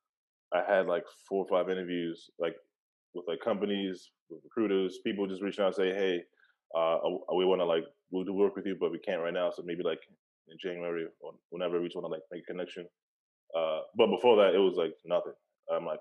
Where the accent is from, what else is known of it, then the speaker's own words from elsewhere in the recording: New York City, New York, United States; I'm from Brooklyn, like originally